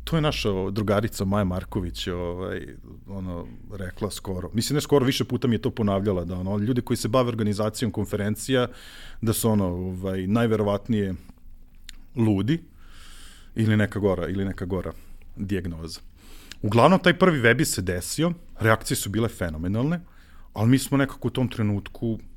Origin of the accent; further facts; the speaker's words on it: Zrenjanin, Vojvodina, Serbia; Ja jedini zrenjaninac